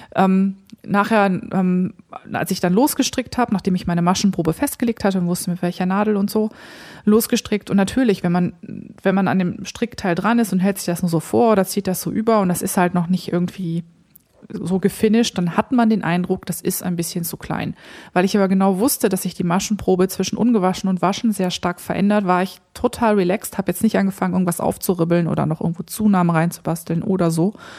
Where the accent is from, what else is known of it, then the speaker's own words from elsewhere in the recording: near Krefeld, North Rhine-Westphalia, Germany; moved away; Ich komme ja ähm, aus dem Rheinland, also ich bin im Rheinland aufgewachsen, gar nicht weit, also 20, 25 Minuten von Krefeld entfernt